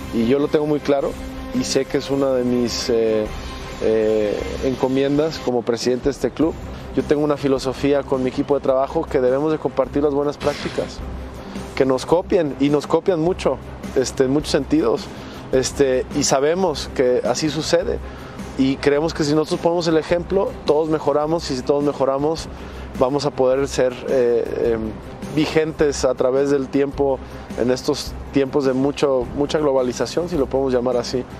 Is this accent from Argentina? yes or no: no; Mexico; como mexicanos